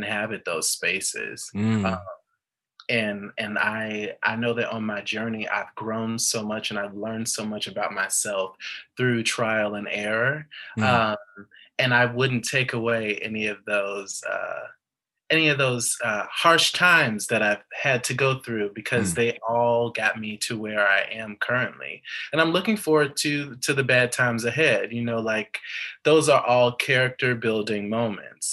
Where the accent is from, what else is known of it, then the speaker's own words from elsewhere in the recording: Chicago, Illinois, United States; I am from Chicago